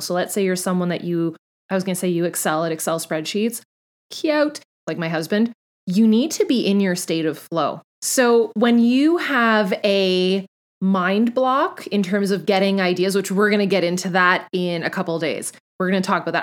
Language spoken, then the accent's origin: English; Canada; I'm Canadian